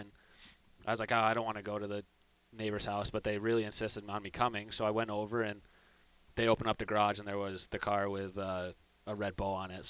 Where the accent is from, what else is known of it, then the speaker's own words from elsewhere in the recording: Syracuse, New York, United States; So it's a little suburb about 15 minutes outside of downtown.